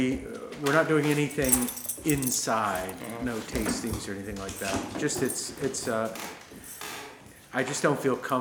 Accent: Cincinnati, Ohio, United States; Cincinnati. I graduated from high school there. I went to school mostly in Miami University in Ohio. So I'm from Ohio, yes.

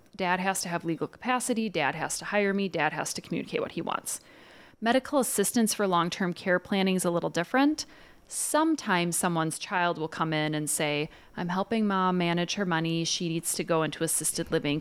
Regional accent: Dubuque, Iowa, United States; moved away as an adult; also born or lived in Winona, Minnesota; now in St. Paul, United States; I'm from Dubuque, Iowa.

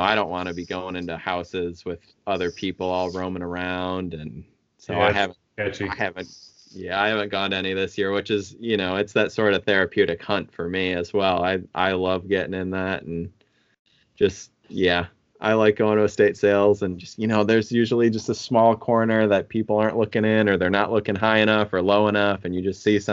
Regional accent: Midwest, United States; moved away; I'm from the Midwest.

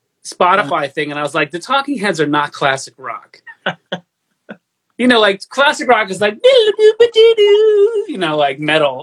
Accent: Stony Brook, New York, United States; moved away; I'm from Stony Brook, Long Island

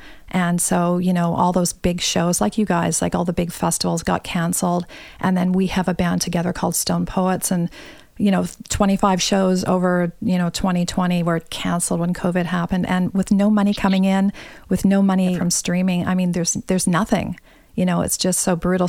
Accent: Toronto, Ontario, Canada; I'm a Toronto girl. I was born in Toronto

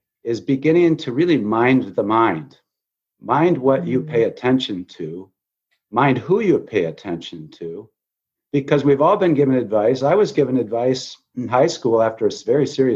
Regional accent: Grand Rapids, Michigan, United States; also born or lived in Chicago / Notre Dame, Indiana; I moved to my hometown of Grand Rapids, Michigan

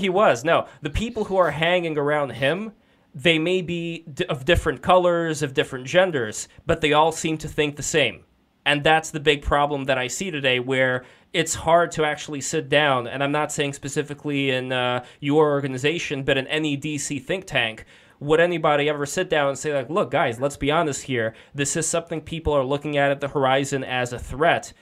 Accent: Russia; moved away; I am also an immigrant. I'm also from Russia

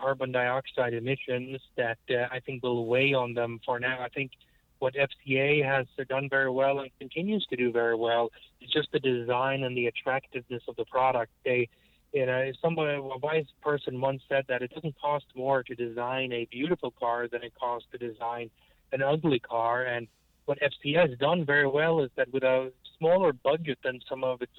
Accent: United States

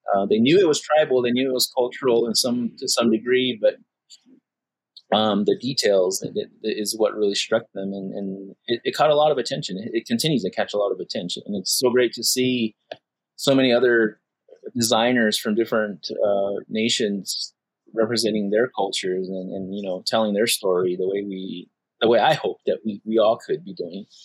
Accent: Acoma Pueblo, New Mexico, United States; I am from the Acoma Pueblo

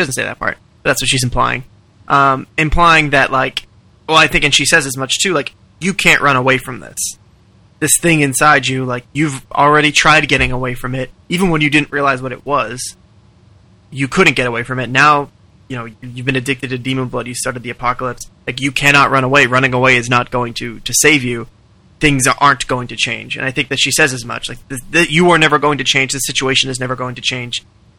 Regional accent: New England, United States; But growing up in New England

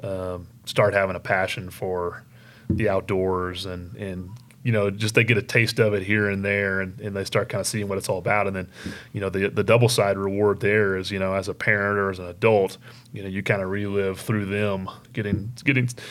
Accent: Oklahoma, United States; growing up in Oklahoma

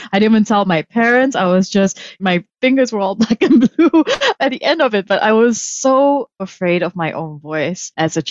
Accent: Kuala Lumpur, Malaysia; moved away; I grew up in Malaysia, in Kuala Lumpur

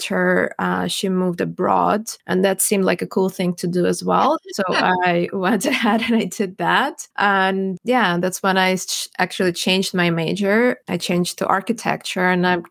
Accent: Ukraine; also born or lived in Cyprus / Saskatchewan; now in Ottawa, Canada; I grew up in Ukraine

